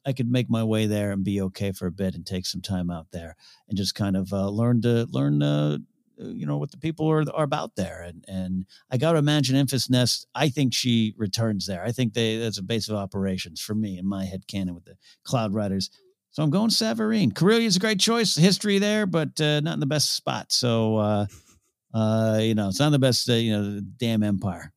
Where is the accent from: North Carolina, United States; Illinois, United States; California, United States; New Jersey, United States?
California, United States; near Shell Beach; Shell Beach uh, near my hometown, like a minute away from my house.